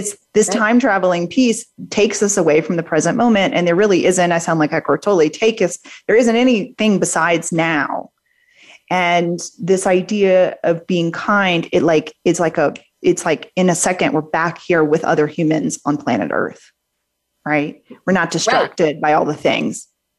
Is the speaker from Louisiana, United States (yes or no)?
yes; New Orleans, Louisiana, United States; I'm from New Orleans.